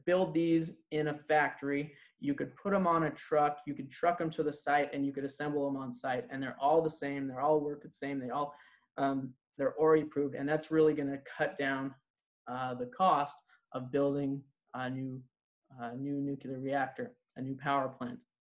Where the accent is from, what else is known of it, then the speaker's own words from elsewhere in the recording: Idaho Falls, Idaho, United States; I am from Idaho Falls